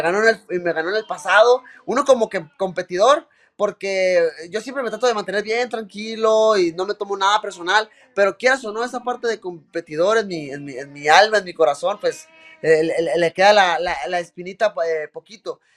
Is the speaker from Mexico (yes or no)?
yes; Mexico; uno como mexicano, uno como latino